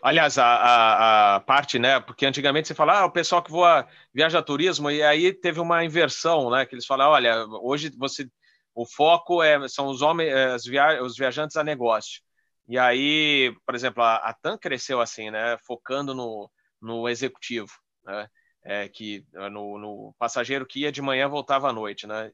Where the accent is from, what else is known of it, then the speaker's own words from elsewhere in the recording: São Paulo, Brazil; moved away as an adult; now in Rio Grande do Sul, Brazil; Eu moro aqui no Rio Grande do Sul, sou paulistano, mas moro há cinco anos aqui.